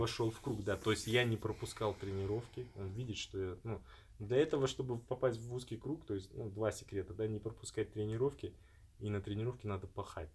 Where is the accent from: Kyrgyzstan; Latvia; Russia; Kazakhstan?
Kazakhstan; это я из Казахстана